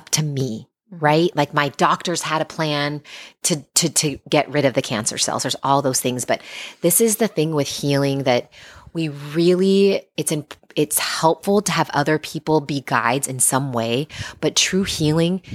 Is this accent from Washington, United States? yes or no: yes; Seattle, Washington, United States; moved away; I grew up in Seattle